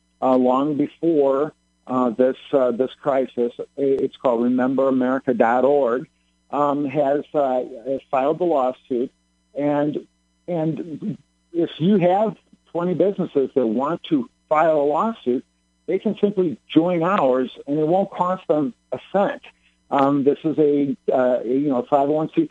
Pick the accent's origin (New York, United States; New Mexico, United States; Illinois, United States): Illinois, United States; born and raised in Illinois